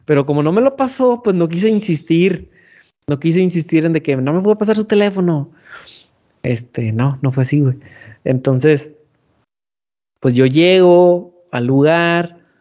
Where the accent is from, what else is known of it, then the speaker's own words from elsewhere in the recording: San Nicolás de los Garza, Nuevo León, Mexico; le agradezco a San Nicolás por haberme elegido como hijo suyo